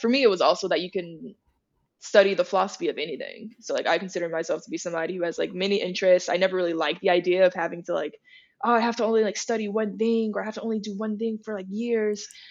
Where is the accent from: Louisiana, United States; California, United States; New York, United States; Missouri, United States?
Louisiana, United States; Opelousas; moved away; coming from Opelousas